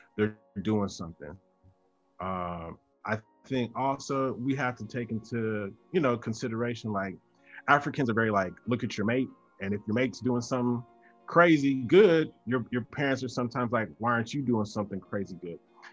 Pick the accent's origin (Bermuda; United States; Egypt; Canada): United States; the American South; being born in America, living in the South